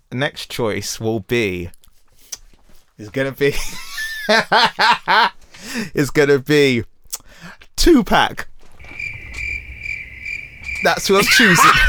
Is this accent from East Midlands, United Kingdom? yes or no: no; London, United Kingdom; growing up in Peckham.